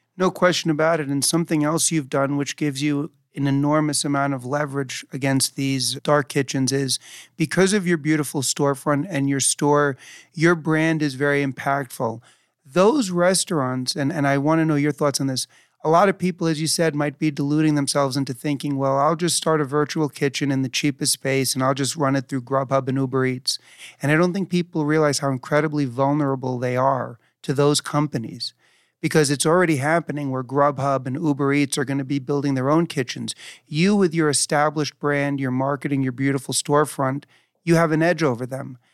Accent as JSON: {"language": "English", "town": "New York City", "region": "New York", "country": "United States", "tie": "born or raised there", "said": "I grew up in New York City, so getting food delivered was a part of my life even as a kid."}